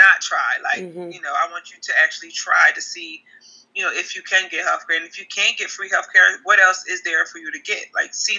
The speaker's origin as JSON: {"language": "English", "town": "Trenton", "region": "New Jersey", "country": "United States", "tie": "born or raised there", "said": "I am from Trenton, New Jersey. I've lived here all my life"}